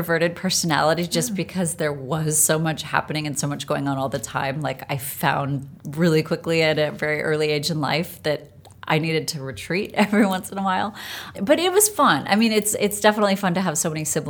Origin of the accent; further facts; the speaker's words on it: Norwalk, California, United States; also born or lived in Kansas City; I was born in Kansas City, but I only lived there for about a year. So my parents moved out to California.